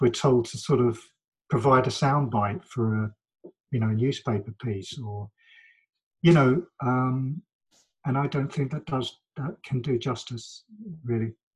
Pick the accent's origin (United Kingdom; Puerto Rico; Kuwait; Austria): United Kingdom; London; my my childhood and my my adolescence and growing up here and the work I've done and lived in London most of my life